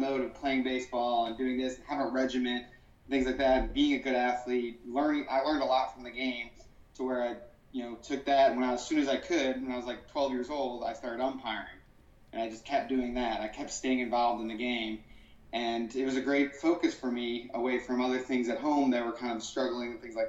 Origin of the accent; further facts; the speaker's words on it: Florissant, Missouri, United States; We grew up in Ferguson, Florissant, Missouri